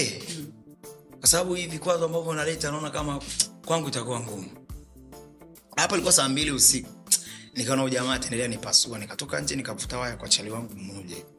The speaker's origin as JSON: {"language": "Swahili", "town": "Moshi", "region": "Kilimanjaro", "country": "Tanzania", "tie": "born or raised there", "also_born_or_lived": "Arusha / Nairobi / Uganda / Mwanza", "moved": "yes", "lives_now": "Dar es Salaam, Tanzania", "said": "Moshi, mkoa wa Kilimanjaro. Ndio nilipozaliwa na nimekulia"}